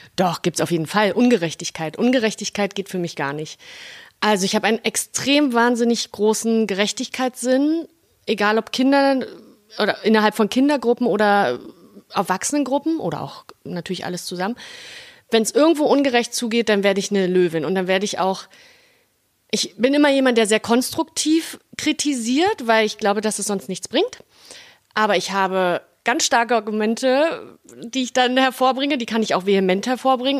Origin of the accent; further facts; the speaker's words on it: Berlin, Germany; accent: Berliner Schnauze; ich bin ja Berlinerin, Urberlinerin, ich bin hier groß geworden